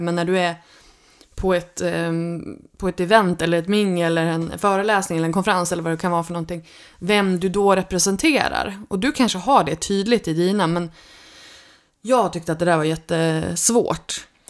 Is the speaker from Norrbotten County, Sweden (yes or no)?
no; Örnsköldsvik, Västernorrland County, Sweden; moved away as an adult; Jag kommer från Örnsköldsvik från början och har nu flyttat hem till Lövik efter 17 år borta eh, därifrån